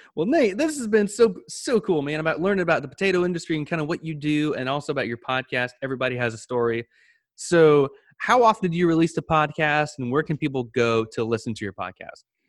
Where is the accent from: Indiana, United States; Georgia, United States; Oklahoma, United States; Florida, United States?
Florida, United States; Panama City; I'm from Pan, um, Panama City, Florida